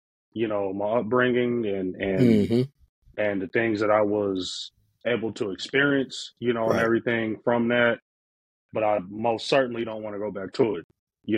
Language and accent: English; Denver, Colorado, United States; I grew up in Montebello